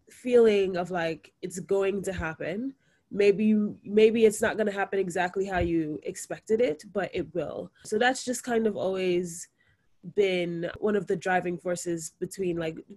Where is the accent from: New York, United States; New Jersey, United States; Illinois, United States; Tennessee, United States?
New York, United States; New York City; I am a second year medical student. I was born and raised in Brooklyn, New York, to a Jamaican mother and a Nigerian father.